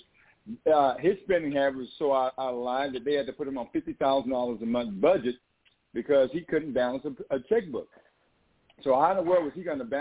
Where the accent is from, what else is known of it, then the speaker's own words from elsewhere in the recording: East Texas, United States; We had 5 companies growing up. We're from East Texas